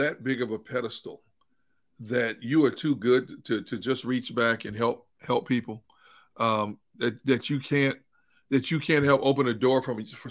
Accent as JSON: {"language": "English", "town": "Milwaukee", "region": "Wisconsin", "country": "United States", "tie": "born or raised there", "also_born_or_lived": "Pittsburgh", "moved": "as an adult", "said": "My oldest daughter was born in my hometown, Milwaukee"}